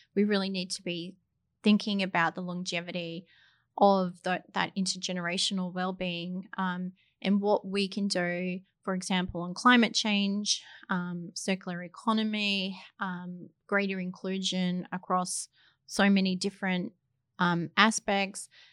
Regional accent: Australia; moved away as an adult; now in New Zealand; I'm not a New Zealander, I'm a, an Australian

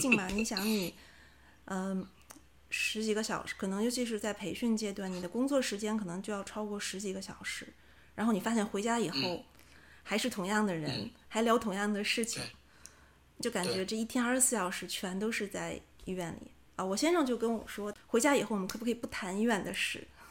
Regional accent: China; now in Japan; 我们中国人的想法嘛，结婚不是一个人的事情，嗯。是两个家族的结合

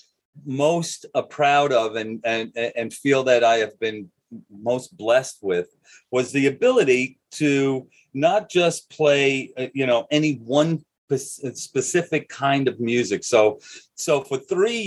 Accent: New York City, New York, United States; I grew up here on Staten Island

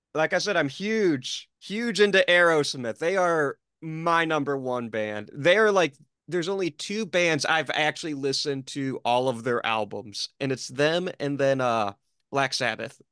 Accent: Detroit, Michigan, United States; I'm being from Detroit

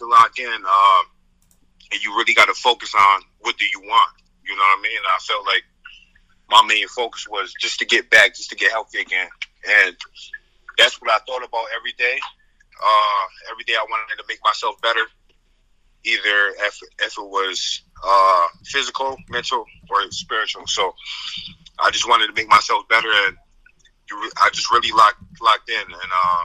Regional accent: Syracuse, New York, United States; born or raised there

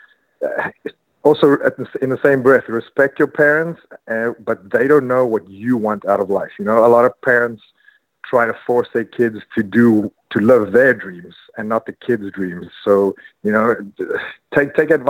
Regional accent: South Africa; moved away; I have a show coming up in South Africa in my hometown.

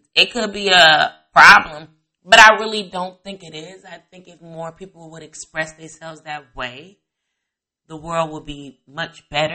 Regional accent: Chicago area, Indiana, United States; also born or lived in East Coast; I grew up in Indiana, Chicago area. Half of my life I was in Indiana, a little bit of the other half I was in the suburbs of the Chicago area.

